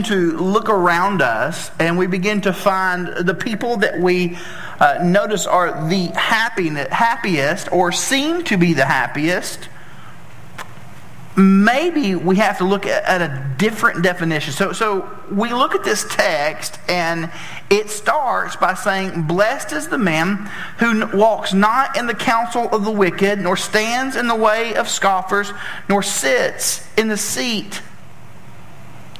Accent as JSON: {"language": "English", "region": "Tennessee", "country": "United States", "said": "I'm from Tennessee and we don't pronounce a lot of words correctly"}